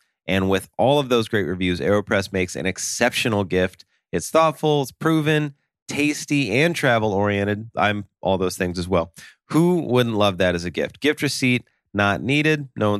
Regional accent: Russia; Well, I'm from Russia, so that's why they have the Smirnoff that I'm drinking.

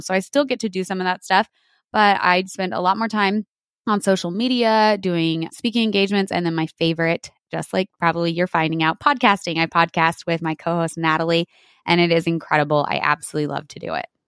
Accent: New Mexico, United States; I grew up on my family's dairy in New Mexico. So, born and raised in New Mexico in the Southwest

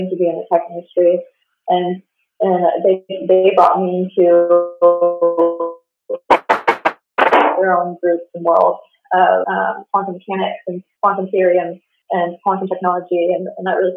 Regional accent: Pennsylvania, United States; moved away as an adult; also born or lived in West Coast; I'm originally from Pennsylvania, and I grew up, I guess you can say, professional LARPer

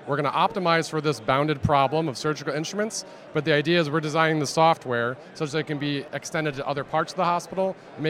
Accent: Atlanta, Georgia, United States; So we're from Atlanta where, you know, there is a growing venture scene here.

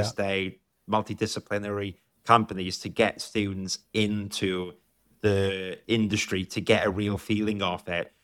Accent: South Wales, United Kingdom; I grew up in South Wales

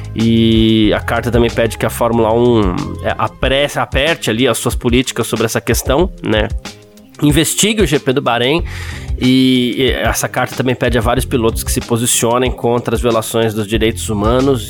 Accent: Brazil; a gente tem essa mania aqui no Brasil

